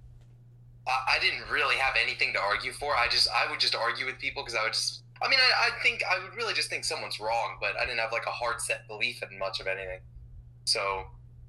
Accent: Maryland, United States; I live in Maryland. I was born in Maryland

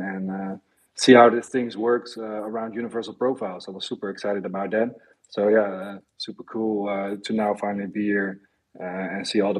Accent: Netherlands; I'm from the Netherlands, front-end developer.

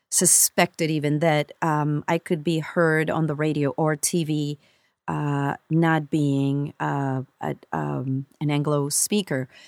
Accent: Colombia; moved away; we come from Colombia, so we yeah, there's accents within the country, but then you get out of the country, and then there it just it, it broadens, you know, so much more.

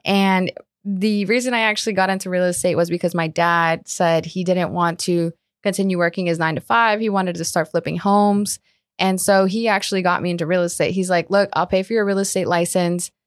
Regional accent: Colombia; also born or lived in Margate, Florida; now in South Florida, United States; born and raised in Colombia.

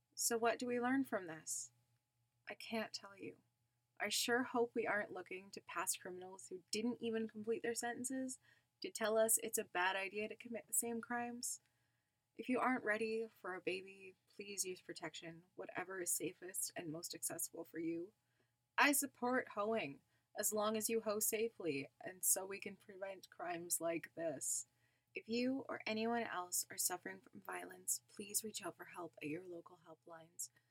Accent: Canada; I'm Canadian

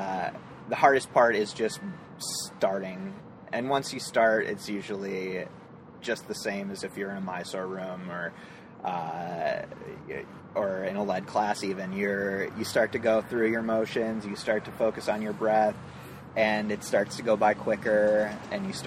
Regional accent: Minneapolis, Minnesota, United States; moved away; also born or lived in San Francisco; we moved from there to Minneapolis, which is my hometown

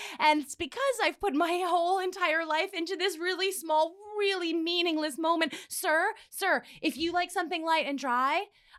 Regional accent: Midwest, United States; Yes. The Midwest? They always guess that.

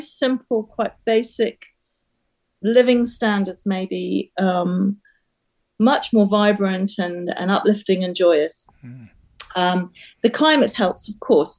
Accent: Trinidad & Tobago; also born or lived in England; now in United Kingdom; I was born in Trinidad and I spent my formative years in a very colourful, vibrant um, culture. And I then came back to England

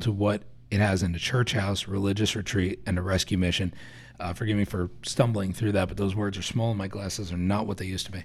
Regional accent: New Jersey, United States; we're both from Jersey

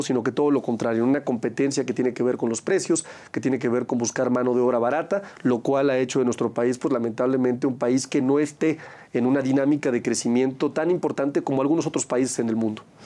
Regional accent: Aguascalientes, Mexico; en mi país y por supuesto en mi estado

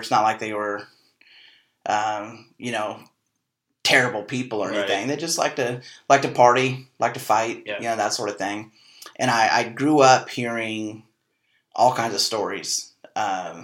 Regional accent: Wellsville, Kansas, United States; also born or lived in Arizona; I born and raised in Wellsville

